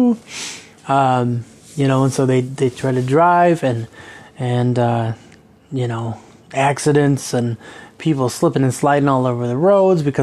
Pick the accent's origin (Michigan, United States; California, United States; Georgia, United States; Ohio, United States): Michigan, United States; Kalamazoo; now in Traverse City, United States; growing up in Kalamazoo